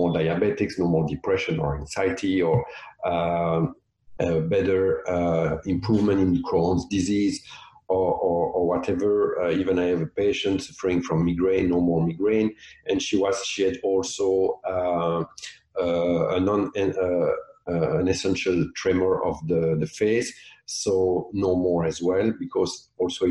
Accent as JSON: {"language": "English", "country": "Belgium", "also_born_or_lived": "South of France", "moved": "yes", "lives_now": "Nova Scotia, Canada", "said": "I'm from Belgium"}